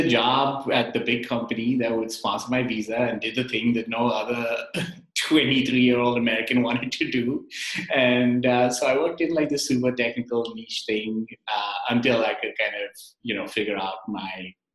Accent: Mumbai, Maharashtra, India; moved away as an adult; I grew up in Mumbai, India, and I came here as an immigrant

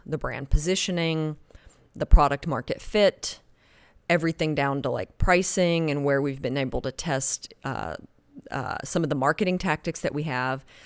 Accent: Oklahoma, United States; moved away; also born or lived in Spain; I was raised in Oklahoma, you know, dirt road Oklahoma

